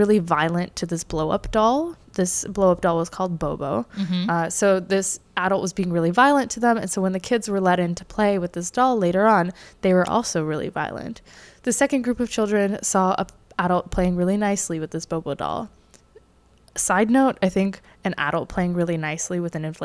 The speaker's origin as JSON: {"language": "English", "country": "Canada"}